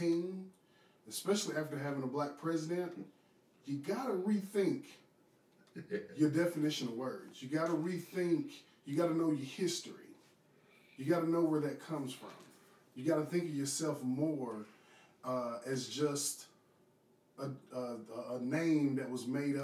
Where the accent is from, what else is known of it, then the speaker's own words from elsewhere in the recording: Knoxville, Tennessee, United States; I'm from Knoxville